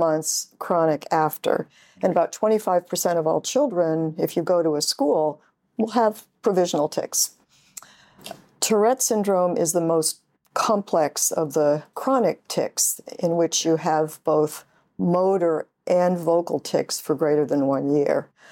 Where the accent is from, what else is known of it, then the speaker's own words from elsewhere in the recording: upstate New York, United States; Grew up in upstate New York.